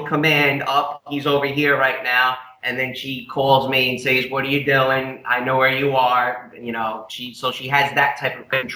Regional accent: New York, United States; moved away as an adult; I realized real quick why I left New York in the first place

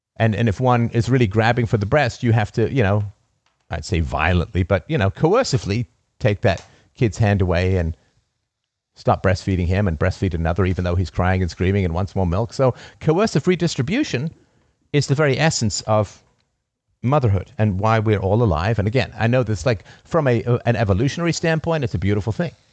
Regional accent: United Kingdom; as a British raised person

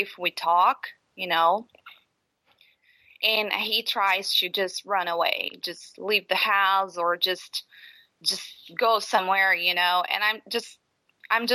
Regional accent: Brazil; moved away; I'm from Brazil

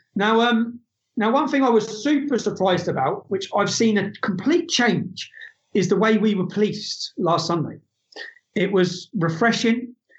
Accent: England, United Kingdom; I'm the son of an Irish immigrant. I'm not alienated. I'm a, I'm English.

